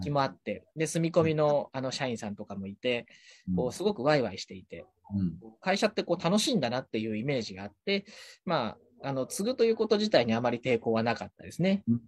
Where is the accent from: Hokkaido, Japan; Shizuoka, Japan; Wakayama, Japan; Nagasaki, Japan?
Shizuoka, Japan; Atami; born or raised there; also born or lived in Tokyo